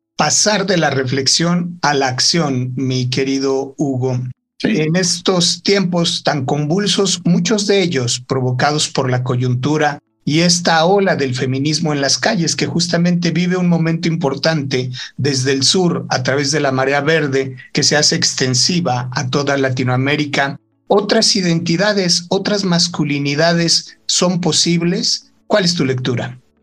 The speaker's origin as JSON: {"language": "Spanish", "country": "Mexico", "said": "cuando fui a trabajar a la comarca lagunera, en Torreón, el tema de la delincuencia organizada estaba en su momento más álgido en mi país."}